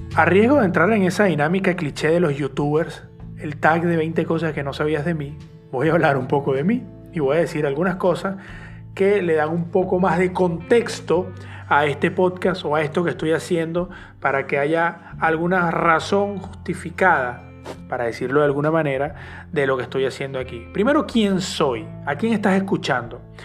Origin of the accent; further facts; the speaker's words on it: Venezuela; soy periodista de Venezuela